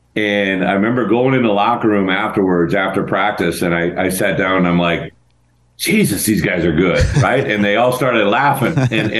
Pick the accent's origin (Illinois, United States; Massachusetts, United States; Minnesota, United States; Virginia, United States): Illinois, United States; I'm from Illinois originally, right?